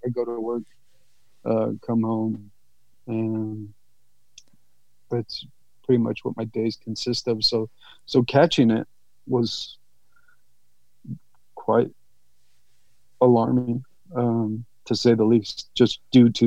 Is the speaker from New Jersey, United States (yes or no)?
no; San Jose, California, United States; I'm from San Jose, California.